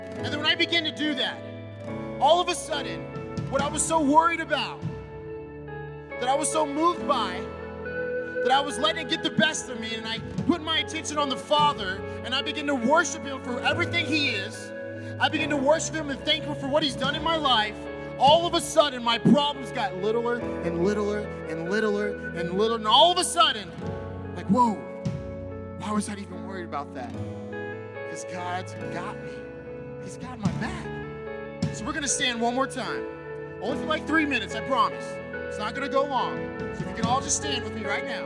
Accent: California, United States; moved away as an adult; now in Santa Fe, United States; I'm from California. I, I used to go to the beach like every Monday.

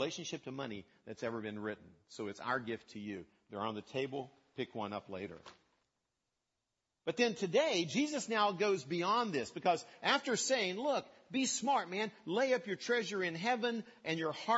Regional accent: West Virginia, United States; I grew up in West Virginia

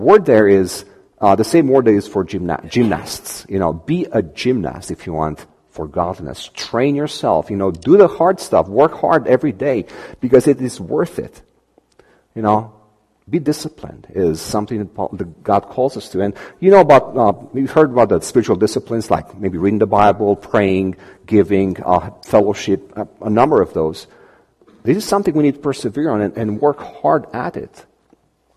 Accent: Romania; moved away; we come from Romania

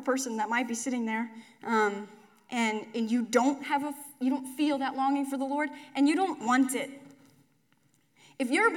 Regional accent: McCook, Nebraska, United States; When I was a kid, I grew up in McCook

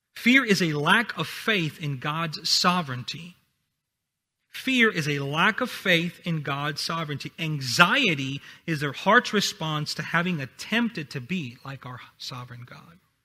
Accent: Honduras; English is a second language; moved away; I'm from Honduras, so English is my second language

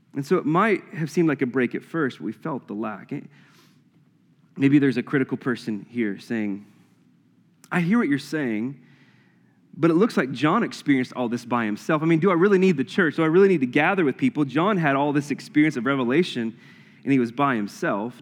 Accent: the Bible Belt, the South, United States; growing up in the Bible Belt

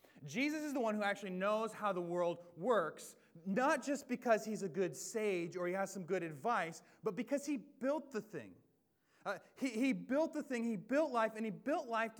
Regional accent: the Northwest, Pacific Northwest, United States; I am born and bred in the Northwest

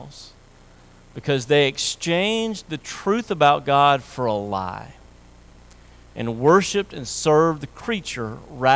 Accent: Tennessee, United States; I grew up in Tennessee

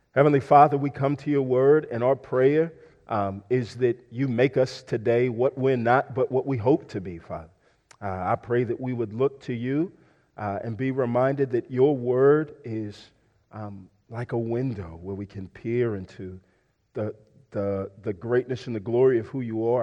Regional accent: Houston, Texas, United States; I'm from Houston, uh, but I'm also a Houston Texans fan because I'm from Houston.

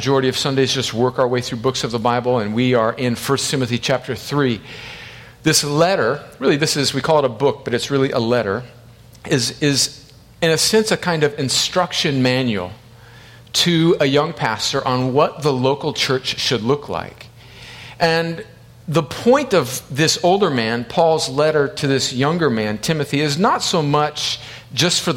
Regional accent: El Centro, California, United States; I grew up on the Mexican border in one of the hottest places in the United States, inland of San Diego, in a little city called El Centro, California

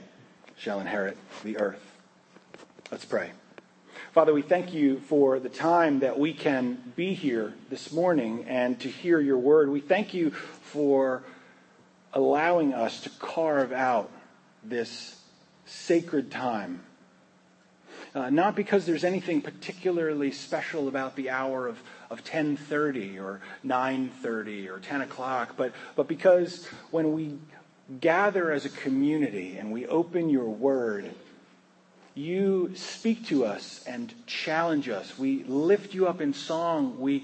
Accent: New Jersey, United States; now in Maryland, United States; growing up in New Jersey

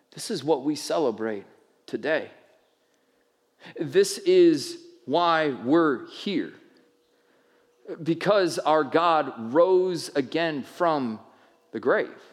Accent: United States; as American people

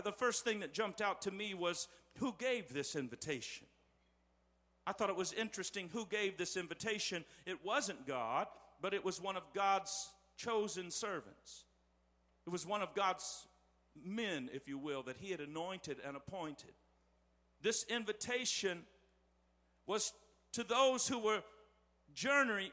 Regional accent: West Terre Haute, Indiana, United States; the little sanctuary where I grew up in West Terre Haute

